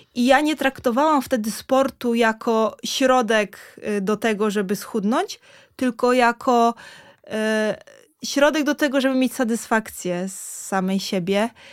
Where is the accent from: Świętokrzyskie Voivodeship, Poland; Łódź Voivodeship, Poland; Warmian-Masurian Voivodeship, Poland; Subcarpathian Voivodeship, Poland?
Warmian-Masurian Voivodeship, Poland; Ryn; moved away as an adult; also born or lived in Giżycko; now in Warsaw, Poland; jestem z Rynu, no to jest 20 kilometrów